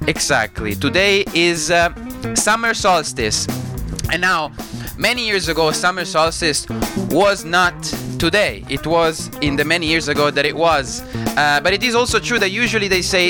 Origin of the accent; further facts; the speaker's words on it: Italy; accent: Italian; my Italian accent